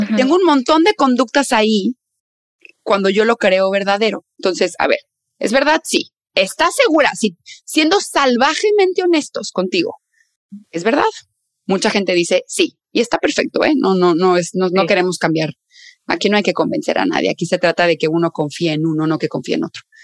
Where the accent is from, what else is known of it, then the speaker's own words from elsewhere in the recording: northern Mexico, Mexico; soy del norte de México, entonces ahí decimos tía